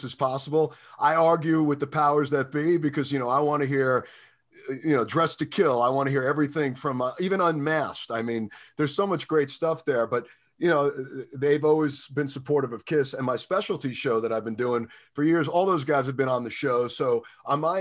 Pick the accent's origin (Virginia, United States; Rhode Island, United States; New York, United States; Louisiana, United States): New York, United States; New York City; moved away; also born or lived in New Jersey; I never saw any of that stuff until I moved out of New York City.